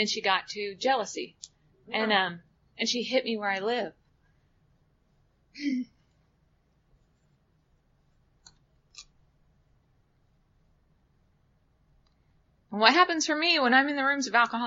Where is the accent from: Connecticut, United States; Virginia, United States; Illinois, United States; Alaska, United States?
Alaska, United States; outside of Palmer, Matanuska Glacier; I grew up outside of Palmer on the Matanuska Glacier